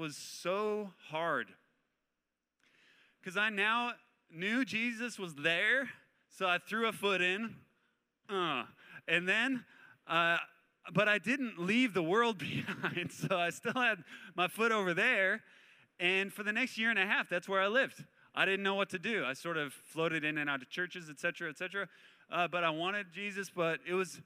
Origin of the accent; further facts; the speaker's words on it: Spokane, Washington, United States; moved away as an adult; also born or lived in San Luis Obispo, California; I grew up in Spokane, Washington